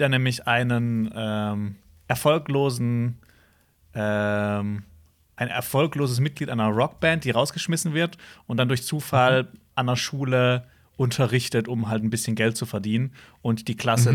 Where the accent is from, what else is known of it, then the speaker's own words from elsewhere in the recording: Hausach, Baden-Württemberg, Germany; bei uns in Hausach